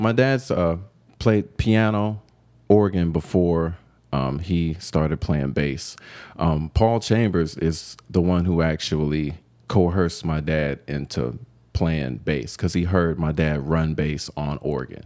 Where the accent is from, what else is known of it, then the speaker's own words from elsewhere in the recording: Cleveland, Ohio, United States; moved away as an adult; now in Denver, United States; growing up in Cleveland